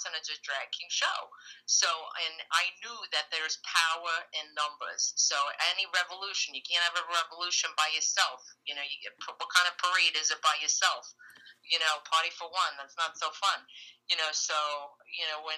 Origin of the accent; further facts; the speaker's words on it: New York City, New York, United States; I'm from Brooklyn